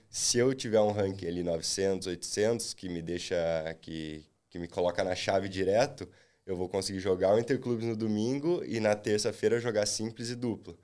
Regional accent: Londrina, Paraná, Brazil; eu sou de Londrina

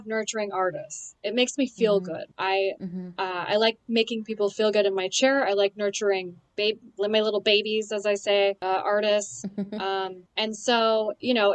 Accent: Boise, Idaho, United States; moved away; also born or lived in Austin, Texas; I grew up in Austin and Boise

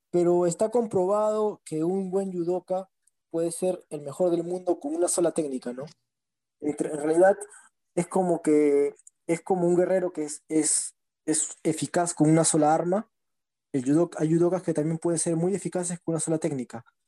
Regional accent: Lima, Peru; del RIMAC, de donde yo vengo

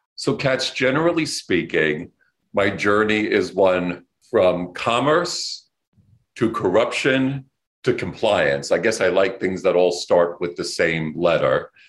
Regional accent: New York City, New York, United States; I grew up here in New York City

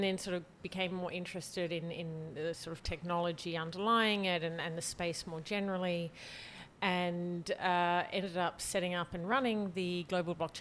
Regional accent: Australia; moved away as an adult; now in France; I grew up in Australia.

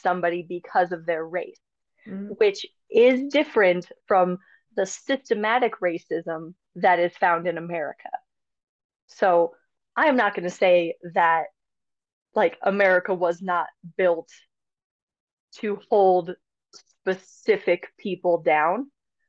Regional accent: North Dakota, United States; I'm from North Dakota

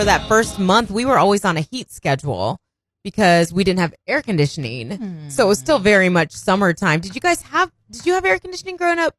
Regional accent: Indiana, United States; now in Arkansas, United States; I'm from Indiana.

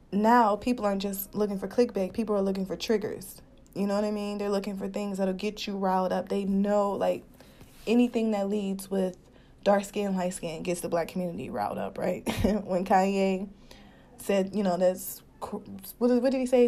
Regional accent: Cleveland, Ohio, United States; also born or lived in Detroit, Michigan; my hometown from Cleveland

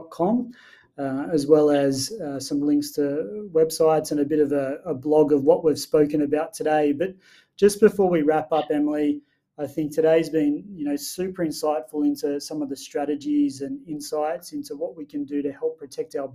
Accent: Wilcannia, New South Wales, Australia; I grew up in Wilcannia, which some people know is out near Broken Hill, and all my family live out in rural regional areas

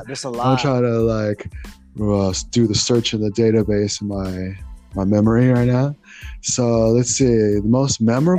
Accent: United States; You know, that's a really good question because being Filipino American.

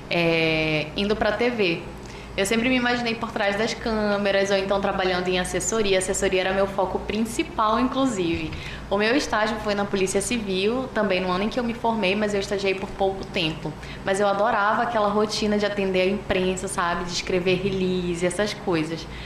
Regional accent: Manaus, Amazonas, Brazil; Sou manauara, sim.

